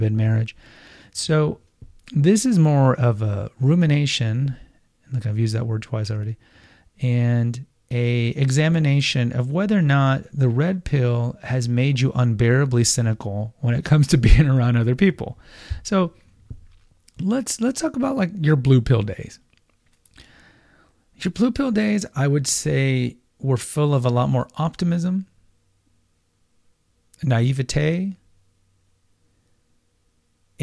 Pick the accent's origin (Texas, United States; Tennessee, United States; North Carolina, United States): Texas, United States; Houston; I grew up in Houston